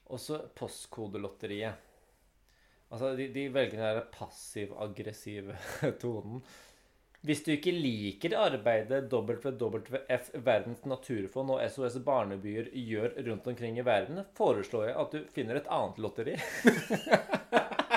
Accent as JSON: {"language": "Norwegian", "town": "Lier", "region": "Buskerud", "country": "Norway", "tie": "born or raised there", "said": "jeg har vokst opp i Lier"}